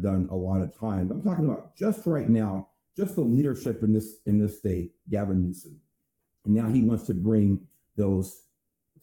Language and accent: English; California, United States; California, here in my home state